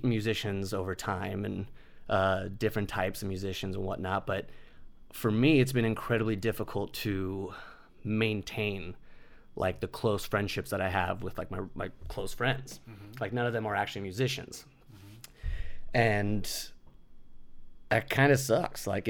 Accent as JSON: {"language": "English", "country": "United States", "tie": "born or raised there", "said": "I was born in America and I grew up in America"}